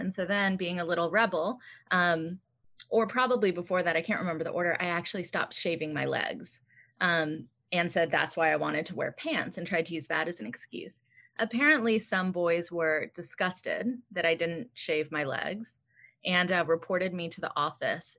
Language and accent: English; United States; Growing up in America